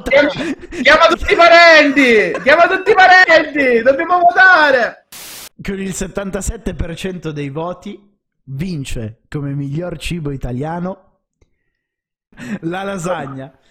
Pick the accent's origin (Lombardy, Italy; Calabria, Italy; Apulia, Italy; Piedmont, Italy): Apulia, Italy; io sono pugliese, a me piacciono più i panzerotti degli arancini